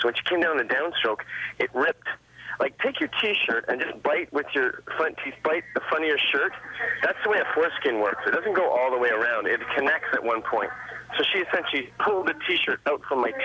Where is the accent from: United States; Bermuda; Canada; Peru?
Canada; also born or lived in England; I was born in England, but I spent most of my life in Canada